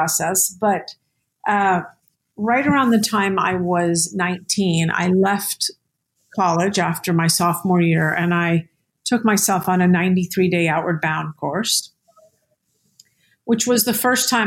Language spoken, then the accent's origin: English; Santa Fe, New Mexico, United States; also born or lived in New York City; I grew up in Santa Fe, New Mexico, which right there and then is a very spiritual place